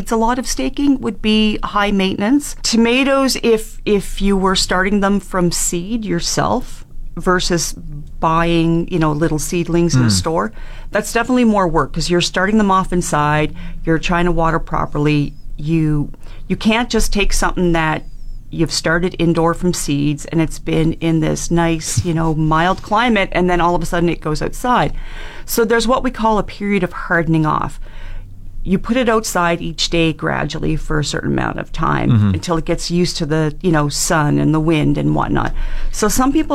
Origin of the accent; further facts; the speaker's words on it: Annapolis Valley, Nova Scotia, Canada; also born or lived in Cape Breton; now in Fort McMurray, Canada; I grew up in Nova Scotia, Annapolis Valley